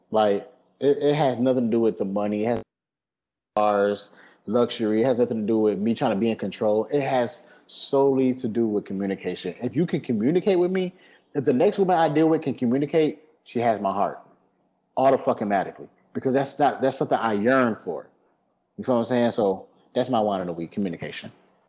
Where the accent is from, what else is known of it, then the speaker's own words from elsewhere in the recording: Midwest, United States; No, I'm from the Midwest.